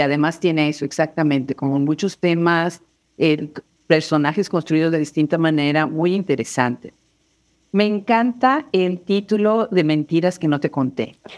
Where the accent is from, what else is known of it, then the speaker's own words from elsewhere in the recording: Puebla, Mexico; la universidad eh, pública del estado en donde yo nací, que es la UAP, la Benemérita Universidad Autónoma de Puebla